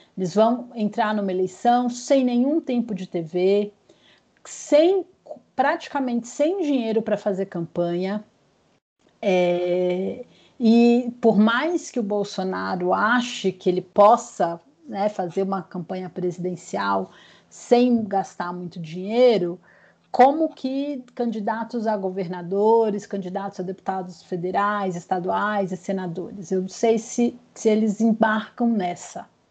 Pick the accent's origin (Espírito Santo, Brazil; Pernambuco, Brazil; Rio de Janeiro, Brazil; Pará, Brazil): Espírito Santo, Brazil; Vitória; moved away as an adult; now in São Paulo, Brazil; eu sou capixaba. Uhum. Moro em São Paulo há 20 anos, mas minha sou capixaba, minha família é de Vitória e continua lá